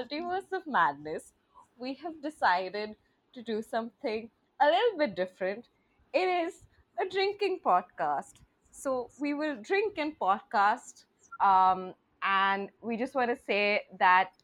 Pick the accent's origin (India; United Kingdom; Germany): India; I'm from India